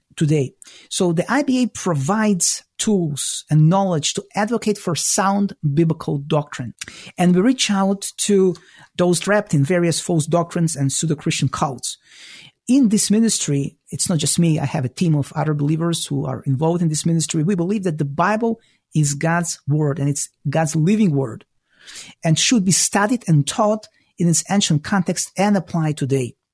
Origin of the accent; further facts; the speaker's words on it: Israel; moved away as an adult; also born or lived in former Soviet Union / Toronto, Canada; now in Chicago, United States; I was born in the former Soviet Union, so I speak Russian. I grew up in Israel